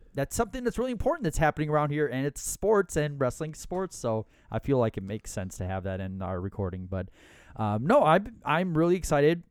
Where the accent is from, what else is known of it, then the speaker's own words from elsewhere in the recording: Minnesota, United States; we are from Minnesota